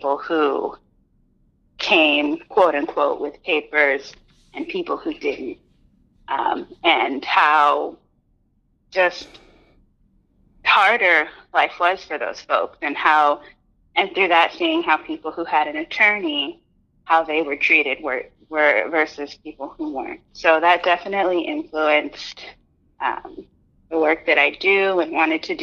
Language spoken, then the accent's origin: English; Houston, Texas, United States; I'm originally from Texas, I was born close to the border and was raised in Houston